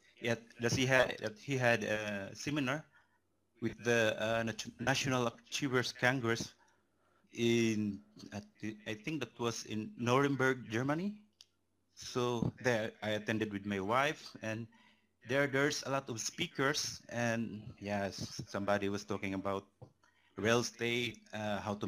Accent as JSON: {"language": "English", "country": "Philippines", "also_born_or_lived": "Austria", "moved": "as an adult", "lives_now": "Switzerland", "said": "I'm from the Philippines and currently living in Switzerland for 2 years now."}